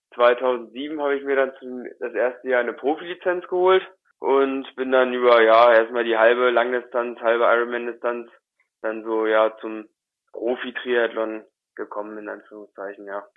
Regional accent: Wolfsburg, Lower Saxony, Germany; ich bin in Wolfsburg äh, geboren und aufgewachsen, beziehungsweise in der Nähe von Wolfsburg, mehr so auf einem kleinen Dorf, zehn Kilometer von Wolfsburg weg.

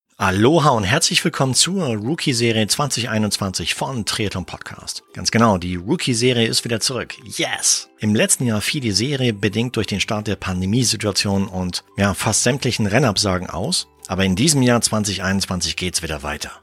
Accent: Arnsberg, North Rhine-Westphalia, Germany; da, wo ich aufgewachsen bin, in Arnsberg

